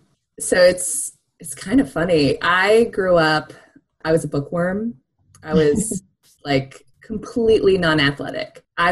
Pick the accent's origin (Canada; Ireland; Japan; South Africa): Japan; born there; I think partially was because I was born in Japan.